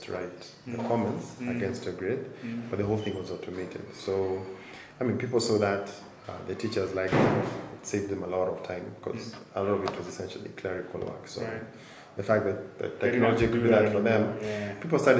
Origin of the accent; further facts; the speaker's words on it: Nairobi, Kenya; born and raised in Nairobi, grew up here, did primary and high school here